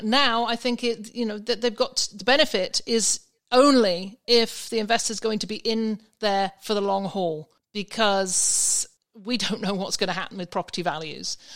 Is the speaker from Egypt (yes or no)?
no; England, United Kingdom; moved away; from my accent, I, you can probably understand, I was in England at the time